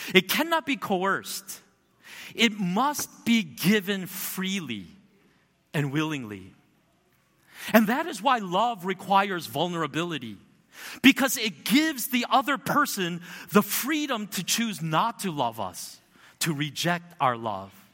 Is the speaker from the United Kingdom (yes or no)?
no; United States; I grew up in America